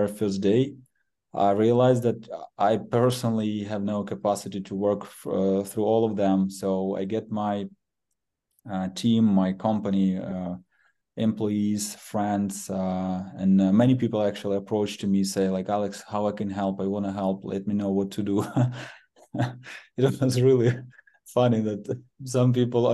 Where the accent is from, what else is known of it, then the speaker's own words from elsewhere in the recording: Kharkiv, Kharkiv Oblast, Ukraine; originally I'm from Kharkiv